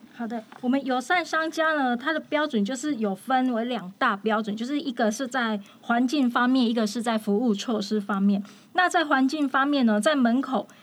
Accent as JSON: {"language": "Chinese", "country": "Taiwan", "said": "我们台湾这边"}